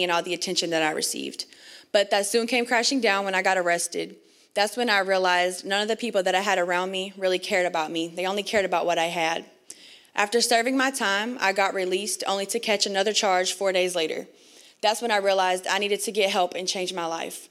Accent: North Carolina, United States; born and raised in North Carolina

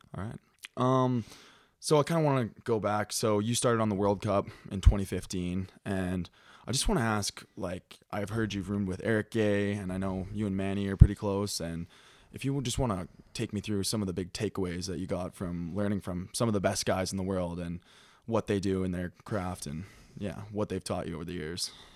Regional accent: Calgary, Alberta, Canada; moved away as an adult; also born or lived in British Columbia; now in Montana, United States; I grew up in Calgary, Alberta, and skied for the Fernie Alpine Ski Team

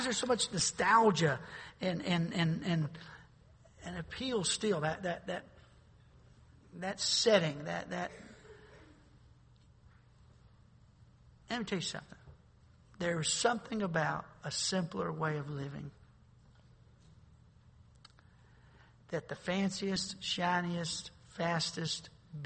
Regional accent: North Carolina, United States; I grew up in North Carolina

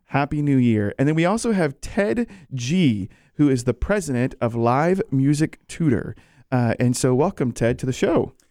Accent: Virginia, United States; I'm from Virginia

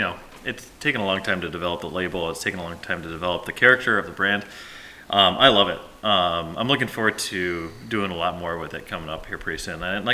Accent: Midwest, United States; moved away as an adult; now in Montana, United States; I come from the Midwest.

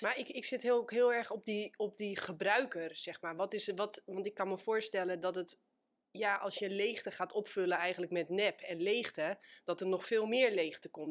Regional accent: Netherlands; wij als Nederlanders

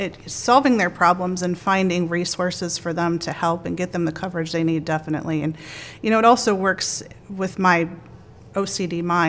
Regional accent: Massillon, Ohio, United States; So I grew up in Perry Township in Maslin, Ohio, and I went to Perry High School.

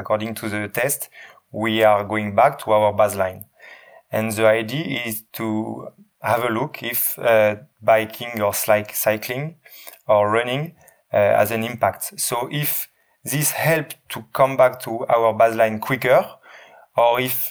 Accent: Lille, Hauts-de-France, France; English is a second language; moved away as an adult; now in Leeds, United Kingdom; I was born in Lille. I did all my studies in Lille. I worked 14 years

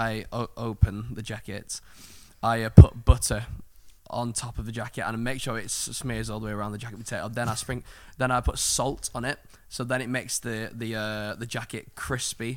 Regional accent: Cornwall, South West England, United Kingdom; I grew up in Cornwall next to the beach

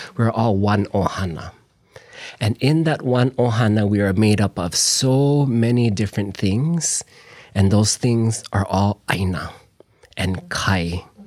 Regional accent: Na'alehu, Hawaii, United States; also born or lived in New Hampshire / California; I was born and raised in Na'alehu

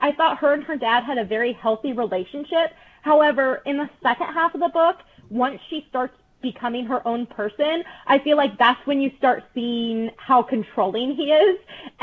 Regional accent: Midwest, United States; moved away as an adult; also born or lived in Alabama; now in Scottsdale, United States; I was born and raised in the Midwest.

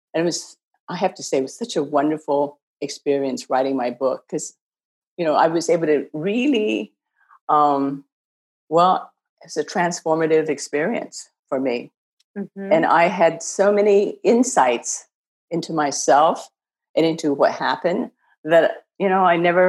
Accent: Ohio, United States; moved away; also born or lived in China / Beijing, China; I think Ohio was a great place. You know, it's friendly and it's the West. I always think of myself as being a Midwesterner.

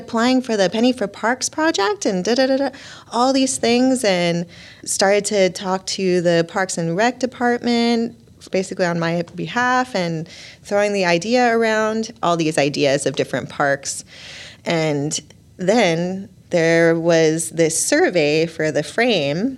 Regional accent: Long Beach, California, United States; now in Burlington, United States; I'm from Long Beach, California

